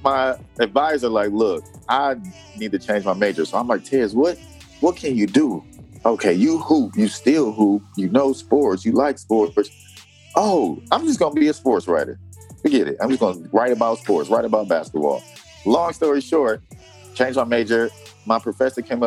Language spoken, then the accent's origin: English; Detroit, Michigan, United States; moved away as an adult; now in Macon, Georgia, United States; where I came from in Detroit, Michigan, the people I was surrounded